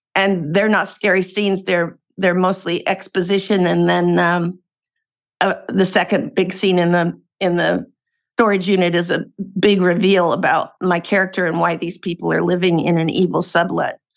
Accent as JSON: {"language": "English", "town": "Portland", "region": "Oregon", "country": "United States", "tie": "born or raised there", "moved": "as an adult", "lives_now": "California, United States", "said": "I'm a West Coast gal. I was born and raised in Portland, Oregon, and then came down to California to go to college and have been here since"}